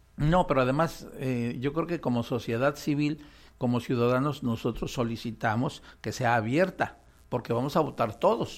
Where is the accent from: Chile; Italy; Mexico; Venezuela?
Mexico; los ciudadanos mexicanos